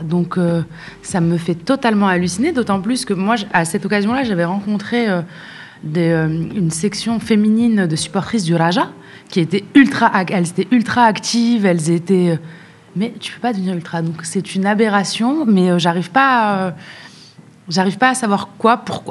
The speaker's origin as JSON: {"language": "French", "town": "Casablanca", "region": "Casablanca-Settat", "country": "Morocco", "tie": "born or raised there", "said": "j'ai grandi à Casa"}